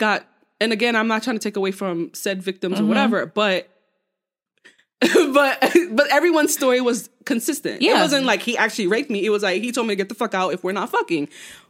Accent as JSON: {"language": "English", "town": "New York City", "region": "New York", "country": "United States", "said": "we're from New York."}